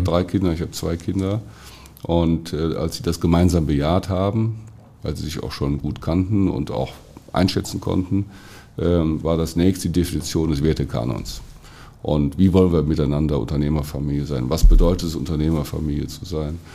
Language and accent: German; Germany; wir heutzutage als Deutsche